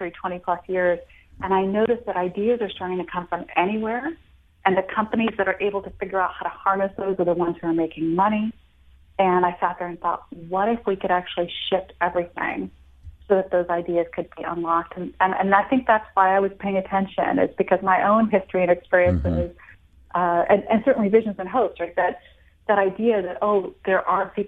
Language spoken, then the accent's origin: English; United States; also born or lived in India; I was born in India, but raised in America since I was 4 and a half, but still in a very traditional household